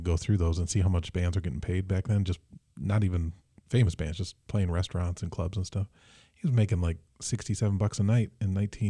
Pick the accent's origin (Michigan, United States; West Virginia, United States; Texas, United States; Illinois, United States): Michigan, United States; Mason; Oh, I'm from Mason